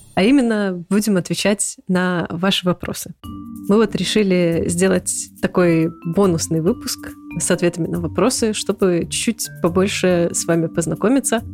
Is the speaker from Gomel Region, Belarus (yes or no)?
yes; Gomel, Gomel Region, Belarus; moved away as an adult; also born or lived in Minsk, Belarus; now in Poland; Я белорусская, родилась и выросла в Гомеле